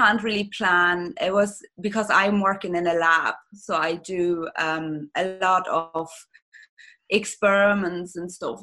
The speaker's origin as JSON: {"language": "English", "country": "Germany", "accent": "German", "second_language": "English", "moved": "as an adult", "lives_now": "Ireland", "said": "You're going to probably hear with my accent that I'm originally German"}